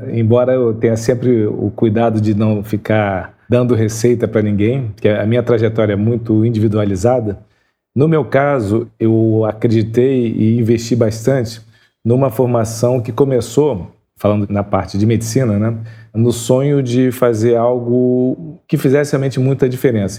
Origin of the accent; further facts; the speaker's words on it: Duque de Caxias, Rio de Janeiro, Brazil; nasci em Xerém